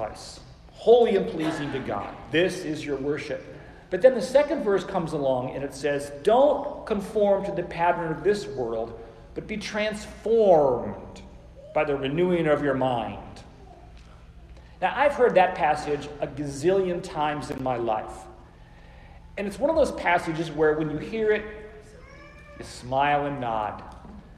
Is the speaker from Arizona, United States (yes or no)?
yes; Phoenix, Arizona, United States; moved away as an adult; also born or lived in Oklahoma City; I came home from Oklahoma Christian to my ancestral home in Phoenix, Arizona